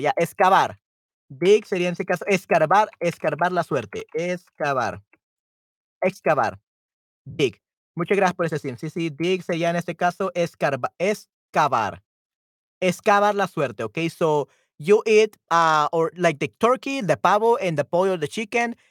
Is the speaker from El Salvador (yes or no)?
yes; El Salvador; aquí en El Salvador comemos pollo.